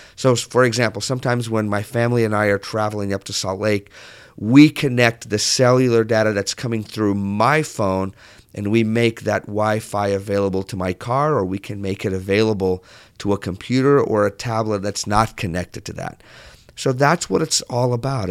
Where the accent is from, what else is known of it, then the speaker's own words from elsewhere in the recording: southern Portugal, Portugal; moved away; when I grew up in Portugal, I grew up on the south part of Portugal